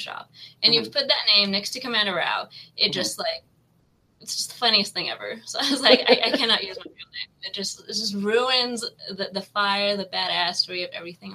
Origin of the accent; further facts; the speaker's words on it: Markham, Ontario, Canada; I actually grew up in a city right outside of Toronto.